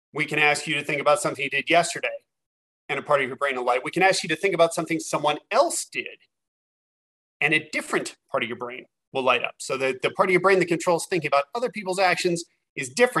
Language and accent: English; West Virginia, United States; I grew up in West Virginia in pretty rough circumstances